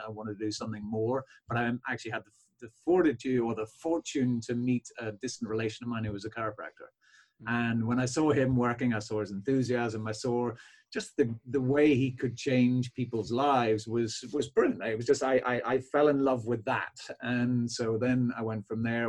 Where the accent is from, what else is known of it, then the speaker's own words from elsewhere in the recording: Belfast, Northern Ireland, United Kingdom; now in County Cork, Ireland; my practice actually is down south in County Cork, but I'm from Belfast originally